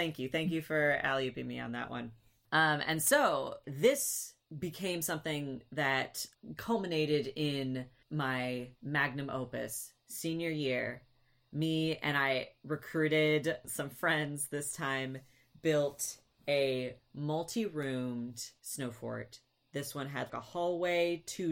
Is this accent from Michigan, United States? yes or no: yes; Michigan, United States; also born or lived in Virginia; in Michigan, we grew up in Michigan